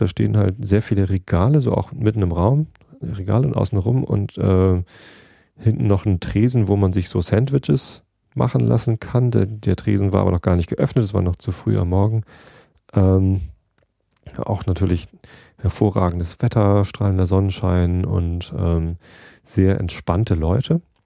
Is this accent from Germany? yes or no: yes; Germany; ich komme aus Deutschland